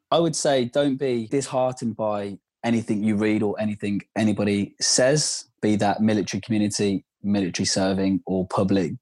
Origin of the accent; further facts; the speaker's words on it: Worcester, West Midlands, United Kingdom; moved away; I'm from Worcester. For those that don't know, it's in the West Midlands, Worcestershire